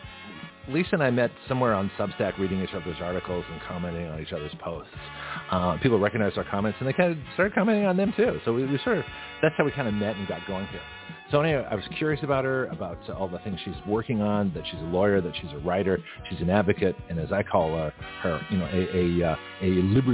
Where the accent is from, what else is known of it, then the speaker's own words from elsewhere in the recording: Toronto, Ontario, Canada; now in United States; I was born in Toronto